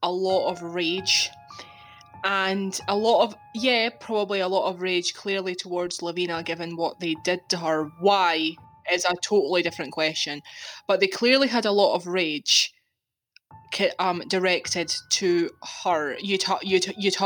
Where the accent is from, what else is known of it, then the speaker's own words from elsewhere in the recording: Scotland, United Kingdom; I'm Scottish. I live in Scotland